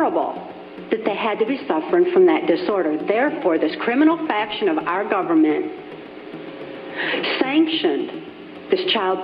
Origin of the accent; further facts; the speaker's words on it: Muskegon, Michigan, United States; I was born in 1957 in Muskegon, Michigan